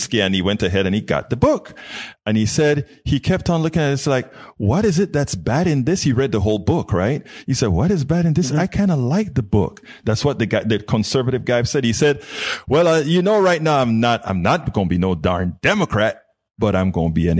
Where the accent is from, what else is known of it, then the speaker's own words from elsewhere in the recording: Panama; now in Houston, United States; I'm from Panama, originally Central America.